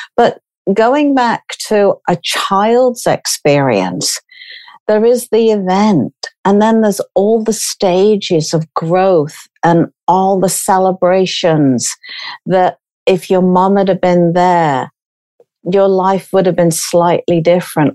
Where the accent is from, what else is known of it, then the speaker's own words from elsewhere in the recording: United Kingdom; from being British.